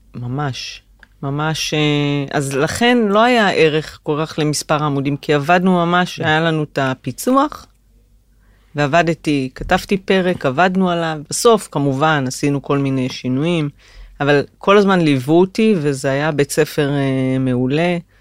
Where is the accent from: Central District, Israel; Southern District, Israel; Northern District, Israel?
Northern District, Israel; Migdal HaEmek; moved away as an adult; ההתחלה הייתה במגדל העמק, שם נולדתי ושם למדתי עד הצבא